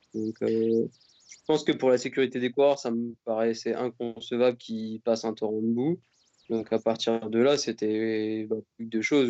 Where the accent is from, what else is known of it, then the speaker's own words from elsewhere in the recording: France; en tant que Français